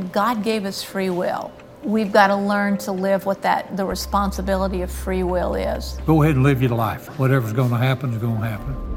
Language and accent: English; San Angelo, Texas, United States; my hometown of San Angelo, Texas